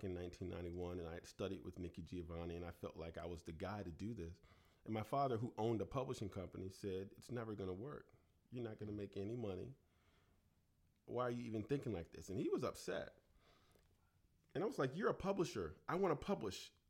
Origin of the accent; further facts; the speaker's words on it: Chesapeake, Virginia, United States; growing up in Chesapeake, Virginia, and my grandmother saying, get your own switch.